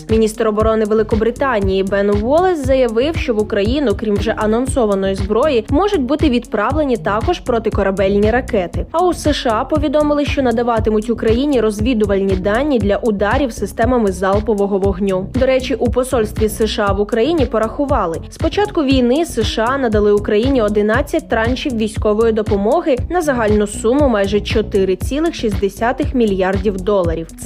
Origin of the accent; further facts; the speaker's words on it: Ukraine; Ми з України.